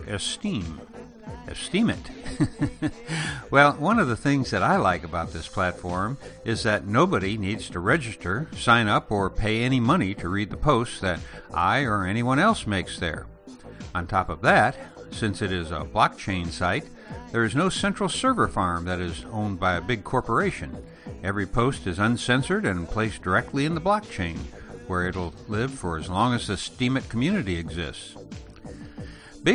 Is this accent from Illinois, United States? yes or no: yes; Elgin, Illinois, United States; moved away; I grew up on the outskirts of Chicago in the small town of Elgin